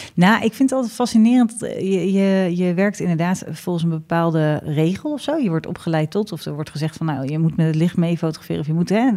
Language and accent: Dutch; Ede, Gelderland, Netherlands; in ons gezellige Ede